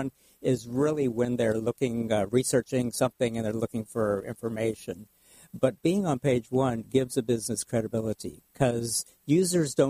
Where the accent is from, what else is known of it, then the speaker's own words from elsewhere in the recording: Houston, Texas, United States; moved away as an adult; now in Orange County, United States; I grew up in Houston